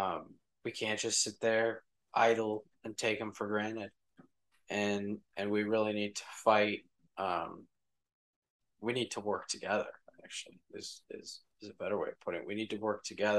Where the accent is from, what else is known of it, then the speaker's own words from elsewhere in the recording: United States; we as Americans